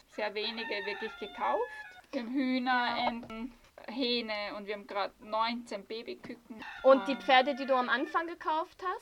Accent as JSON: {"language": "German", "country": "Austria", "moved": "as an adult", "lives_now": "Costa Rica", "said": "ich bin von Österreich und bin hierher ausgewandert mit meiner Familie."}